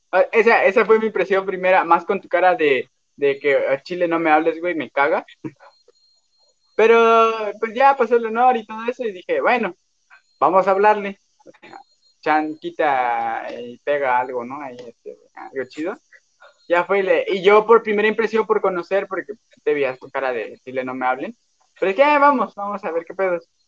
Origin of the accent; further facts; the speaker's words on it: Cancún, Quintana Roo, Mexico; moved away; no, que vengo de Cancún, pero me vine a vivir aquí un rato